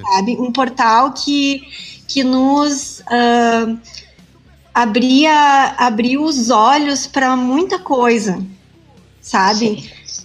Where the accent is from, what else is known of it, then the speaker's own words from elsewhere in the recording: Rio Grande do Sul, Brazil; um grande orgulho de ser gaúcha